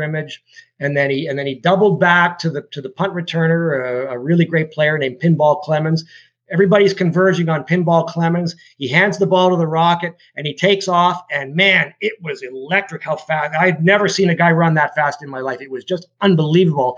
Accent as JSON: {"language": "English", "town": "London", "region": "Ontario", "country": "Canada", "tie": "born or raised there", "lives_now": "Toronto, Canada", "said": "I grew up in London, Ontario"}